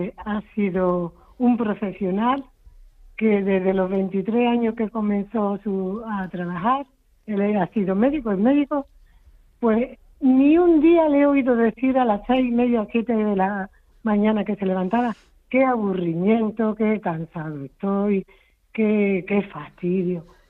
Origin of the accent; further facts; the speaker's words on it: Seville, Andalusia, Spain; moved away as an adult; now in Isla Cristina, Spain; soy sevillana, pero llevo 35, 36 años en Isla Cristina.